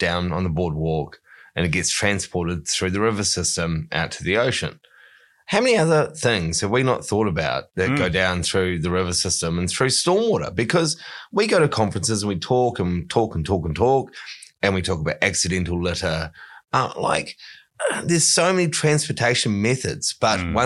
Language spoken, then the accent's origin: English; Wanaka, Otago, New Zealand; moved away; my hometown of Wanaka